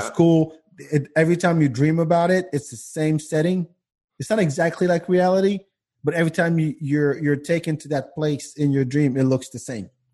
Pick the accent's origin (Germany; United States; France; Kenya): France; moved away; the guys I grew up with in France